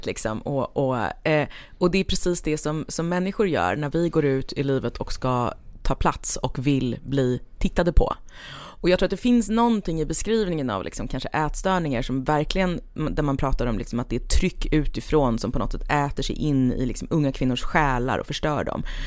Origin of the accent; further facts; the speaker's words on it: Stockholm, Stockholm County, Sweden; also born or lived in Lidingö / countryside; jag är född på eh, Östermalm och hela min släkt är östermalmare